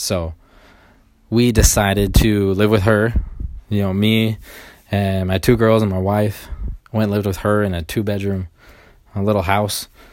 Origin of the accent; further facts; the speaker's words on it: Sacramento, California, United States; moved away; I'm from originally from Sacramento